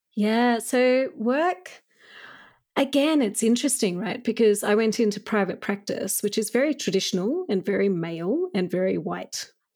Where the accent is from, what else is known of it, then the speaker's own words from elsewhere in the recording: Australia; when I was growing up as a child in Australia